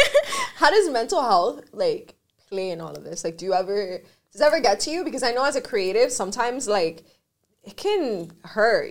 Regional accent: Miami, Florida, United States; I grew up here in Miami

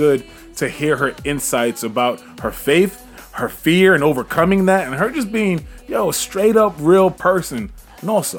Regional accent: New York City, New York, United States; Queens, New York

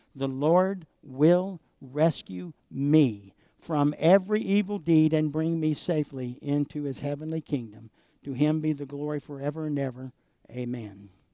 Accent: United States; as American Christians

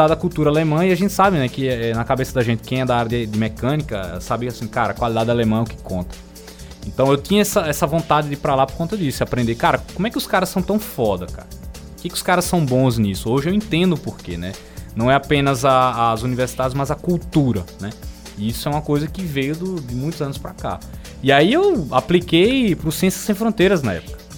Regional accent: Alagoas, Brazil; é uma das coisas que eu faço questão de falar cara, eu sou alagoano.

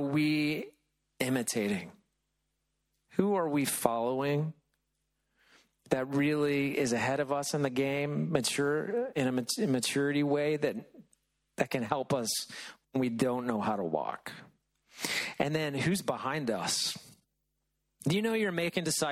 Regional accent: Middle Tennessee, United States; moved away; When I was a kid growing up in Middle Tennessee

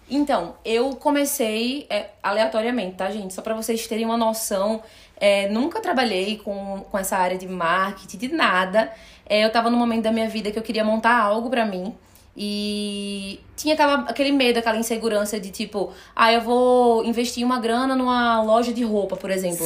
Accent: Recife, Pernambuco, Brazil; moved away; E eu sou de Recife.

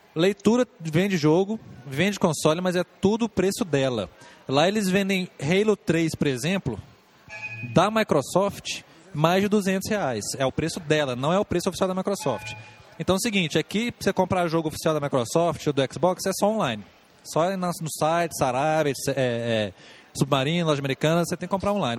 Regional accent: Brazil; Eu, como bom brasileiro

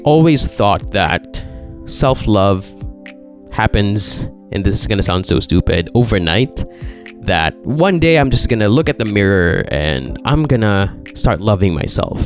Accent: Philippines; I'm Filipino.

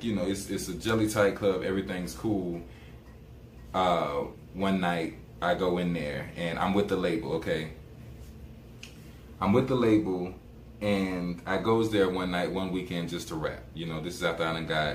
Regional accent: Columbia, South Carolina, United States; my city in my hometown, Columbia, South Carolina

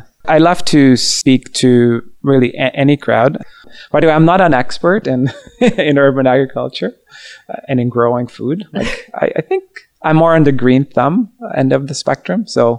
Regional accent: Hungary; my dad comes up to me, and we're from Hungary, where he grew up in a small town, small village with big gardens.

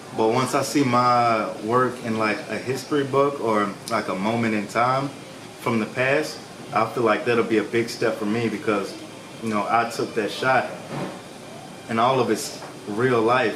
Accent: Memphis, Tennessee, United States; moved away; I'm from Memphis, Tennessee, born and raised.

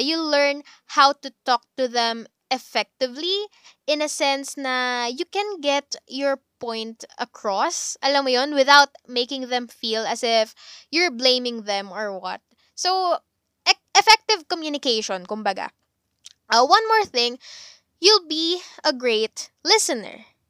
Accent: Calabarzon, Philippines; taga Cavite ako

